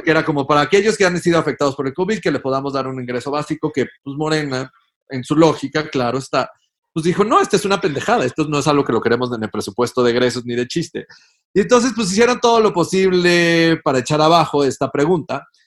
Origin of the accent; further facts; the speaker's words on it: Mexico; somos superhéroes los mexicanos